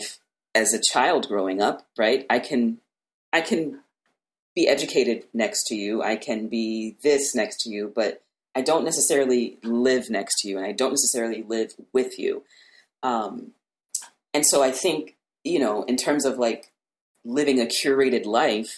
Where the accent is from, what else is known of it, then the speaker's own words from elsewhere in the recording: Louisiana, United States; I grew up in Louisiana and I went to white schools my entire life